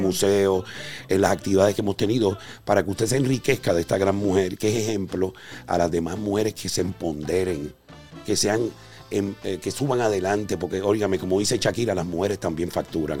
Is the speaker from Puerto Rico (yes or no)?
yes; Carolina, Puerto Rico; mi pueblo, Carolina, tierra gigante, la tierra de Clemente